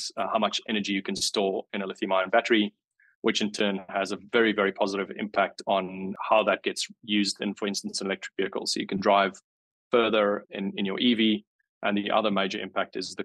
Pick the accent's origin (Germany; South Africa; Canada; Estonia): South Africa; moved away as an adult; now in Wollongong, Australia; I came over from South Africa, as you can pick up. I wasn't born and raised in Wollongong, but I came over from South Africa in 2016